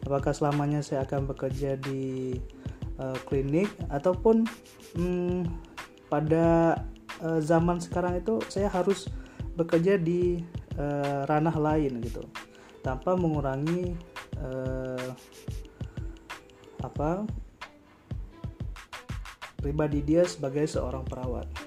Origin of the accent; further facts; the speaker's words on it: Sigli, Aceh, Indonesia; now in Malang, Indonesia; asal dari Sigli